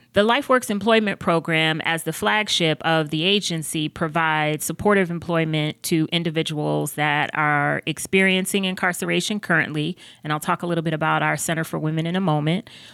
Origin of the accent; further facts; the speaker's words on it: Buffalo, New York, United States; moved away as an adult; also born or lived in North Carolina; now in Charlotte, United States; I am originally from Buffalo, New York